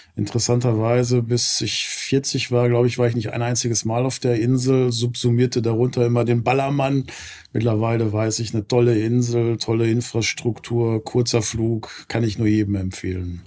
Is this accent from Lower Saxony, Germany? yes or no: no; Gelsenkirchen, North Rhine-Westphalia, Germany; moved away as an adult; also born or lived in Southern Germany; now in Cologne area, Germany; komme ursprünglich aus Gelsenkirchen. Ähm, ist ja immer so eine vielleicht verbotene Stadt, wenn man das sagt, dann grinst fast jeder. Äh, aber das ist meine Heimat